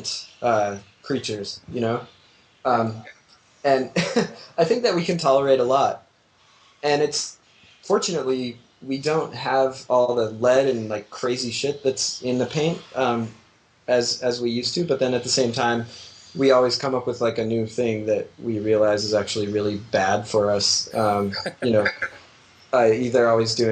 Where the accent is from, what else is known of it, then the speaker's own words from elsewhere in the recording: Utah, United States; I'm from Utah